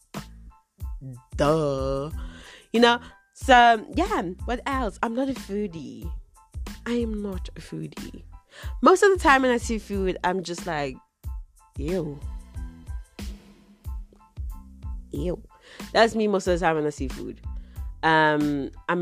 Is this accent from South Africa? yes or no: yes; South Africa; also born or lived in Zimbabwe; I'm South African. Yay, I'm South African.